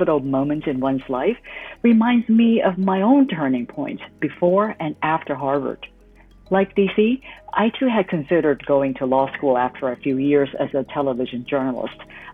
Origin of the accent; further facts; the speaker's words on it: Hong Kong; moved away as an adult; returned to Hong Kong, my hometown